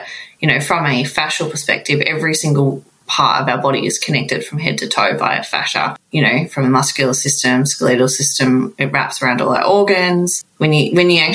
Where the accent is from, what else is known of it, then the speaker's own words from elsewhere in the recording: Melbourne, Victoria, Australia; I'm from Melbourne